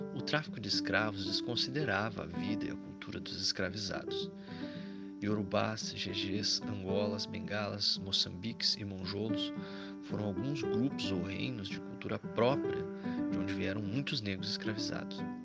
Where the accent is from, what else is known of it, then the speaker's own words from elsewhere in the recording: Brazil; você e eu, brasileiros